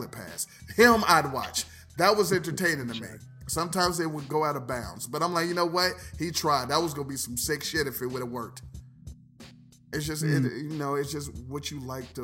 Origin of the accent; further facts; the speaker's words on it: Ohio, United States; I'm from Ohio